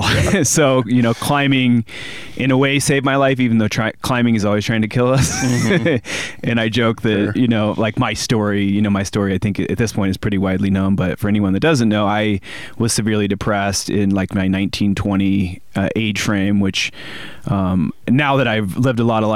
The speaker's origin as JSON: {"language": "English", "town": "Bloomington", "region": "Illinois", "country": "United States", "tie": "born or raised there", "moved": "as an adult", "said": "my hometown in Bloomington Normal had the largest climbing gym in the world"}